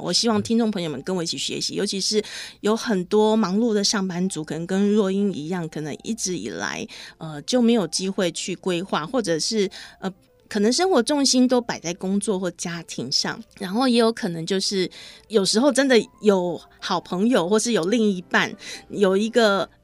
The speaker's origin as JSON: {"language": "Chinese", "region": "Hualien County", "country": "Taiwan", "tie": "born or raised there", "said": "我应该小学走在那个花莲的路上"}